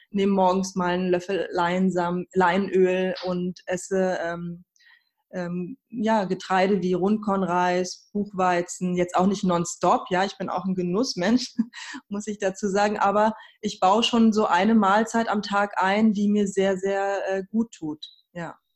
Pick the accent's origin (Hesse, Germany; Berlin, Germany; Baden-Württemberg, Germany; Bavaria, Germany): Berlin, Germany; also born or lived in Tehran, Iran; Ich bin in Teheran geboren und in Berlin aufgewachsen.